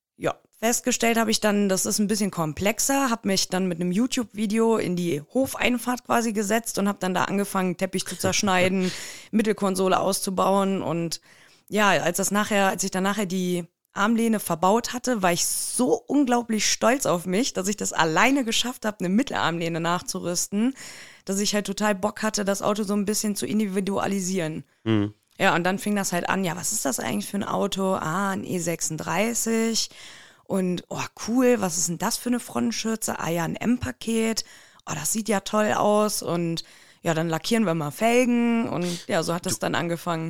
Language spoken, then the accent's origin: German; Siegburg, North Rhine-Westphalia, Germany; ich komme aus der Nähe von Bonn. Äh, mhm. Siegburg nennt sich der Ort